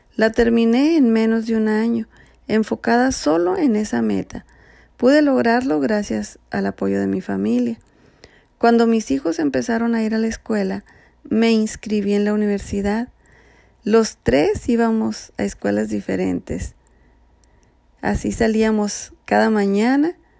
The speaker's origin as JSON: {"language": "Spanish", "region": "Sonora", "country": "Mexico", "moved": "yes", "said": "soy mexicana, sonorense, casada"}